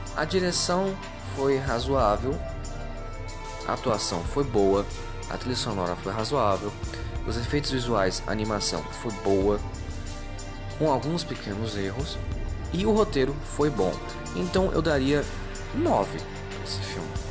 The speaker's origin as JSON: {"language": "Portuguese", "country": "Brazil", "said": "como brasileiro"}